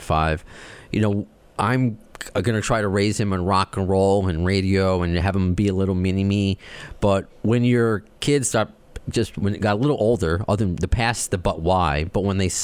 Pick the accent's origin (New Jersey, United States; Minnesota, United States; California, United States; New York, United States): New York, United States; I'm a New Yorker